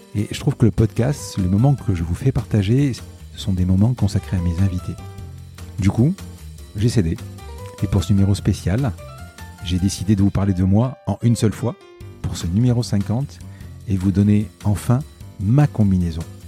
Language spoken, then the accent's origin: French; Marseille, Provence-Alpes-Côte d'Azur, France; Je suis né à Marseille et j'ai grandi, et puis j'y suis euh, depuis euh, quand même quelques années.